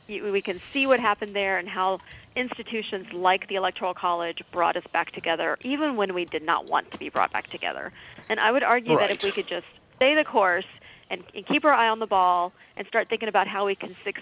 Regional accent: Texas, United States; I'm from Texas

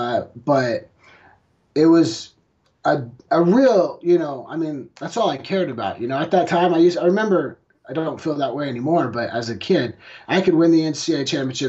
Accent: Oklahoma, United States; I'm from Oklahoma

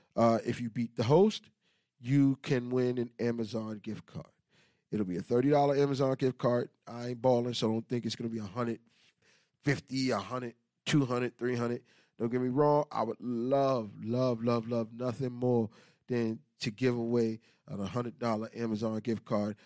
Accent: New York City, New York, United States; I'm from Queens

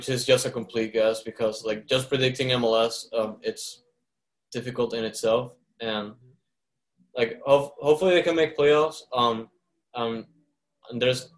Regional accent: Caracas, Capital District, Venezuela; now in Houston, United States; when I grew up in Caracas

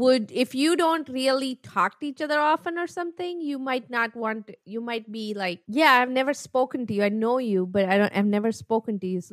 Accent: New York, United States; And I'm from New York.

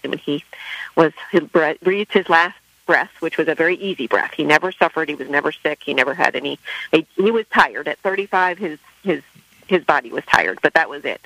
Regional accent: San Diego, California, United States; I'm from San Diego, so Delmar was at my home track

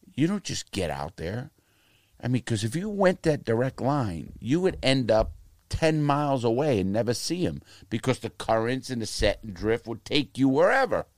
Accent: New York City, New York, United States; moved away as an adult; also born or lived in Fort Lauderdale; now in Portland, United States; Bronx and Brooklyn. I was born in the Bronx, and then we moved up in the world, you wanna call it. When I got out, I was, I was in Brooklyn

